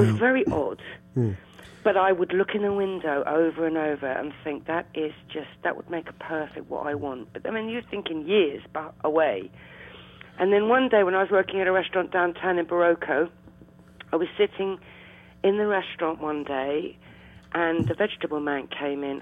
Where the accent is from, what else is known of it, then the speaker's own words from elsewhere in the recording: London, United Kingdom; also born or lived in Blackheath, London; I actually am from Eltham